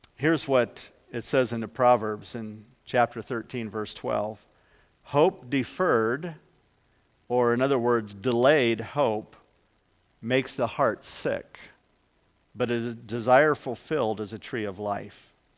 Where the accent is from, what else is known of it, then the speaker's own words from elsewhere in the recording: Ohio, United States; moved away; I'm originally from Ohio